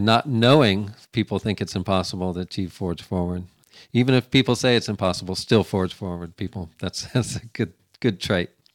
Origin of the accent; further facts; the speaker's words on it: Florida, United States; moved away as an adult; now in Missouri, United States; I, I, lived in humidity, got raised in it in Florida.